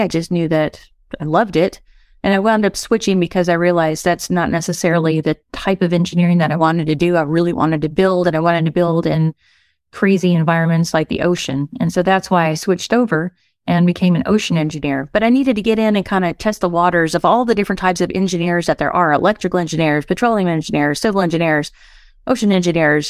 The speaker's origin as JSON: {"language": "English", "region": "West Texas", "country": "United States", "tie": "born or raised there", "also_born_or_lived": "Southern California", "moved": "as an adult", "said": "I grew up in West Texas"}